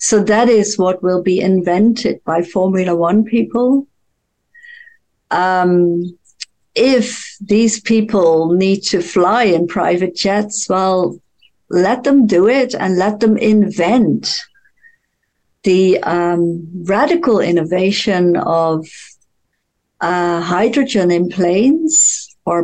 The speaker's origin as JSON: {"language": "English", "country": "Netherlands", "said": "I'm from Holland."}